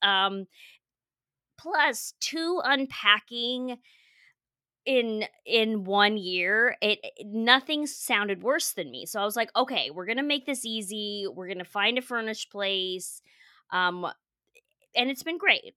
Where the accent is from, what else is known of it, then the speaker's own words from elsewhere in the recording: Colorado, United States; moved away as an adult; also born or lived in Portugal; now in San Diego, United States; I grew up in Colorado.